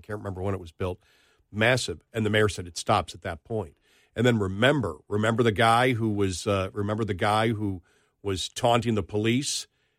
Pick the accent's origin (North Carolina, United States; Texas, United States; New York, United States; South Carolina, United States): New York, United States; Buffalo; moved away; I know Buffalo. I'm from Buffalo. I'll be there again. You know, I've been gone for, since 97.